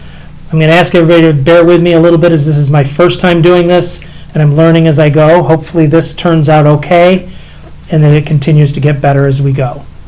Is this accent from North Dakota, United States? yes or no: no; Manlius, New York, United States; born or raised there